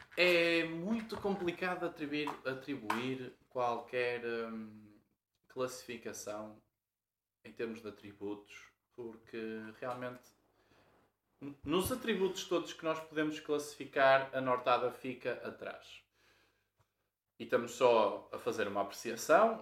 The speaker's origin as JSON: {"language": "Portuguese", "town": "Porto", "region": "Norte", "country": "Portugal", "said": "sei se nota pelo sotaque, mas somos do Porto"}